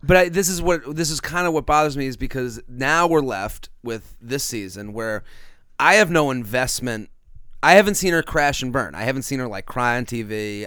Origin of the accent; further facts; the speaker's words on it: Boston, Massachusetts, United States; moved away; back in Boston, where I'm from